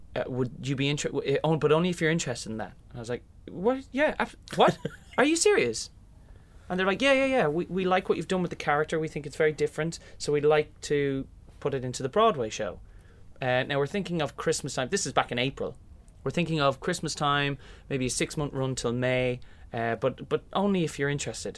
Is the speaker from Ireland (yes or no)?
yes; Kilmessan, Leinster, Ireland; moved away as an adult; growing up in Kilmessan and doing Fagan in the local hall